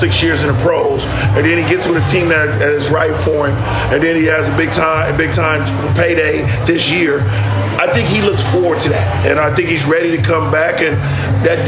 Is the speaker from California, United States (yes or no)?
yes; Oakland, California, United States; I let them know I'm from Oakland. That's where I'm from. I was born and raised from there.